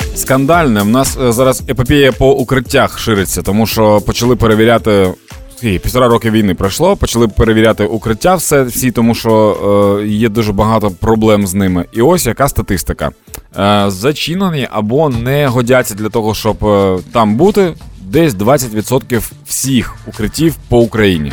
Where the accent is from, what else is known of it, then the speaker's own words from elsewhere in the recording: Dnipro, Dnipropetrovsk Oblast, Ukraine; в Дніпрі, в моєму рідному Дніпрі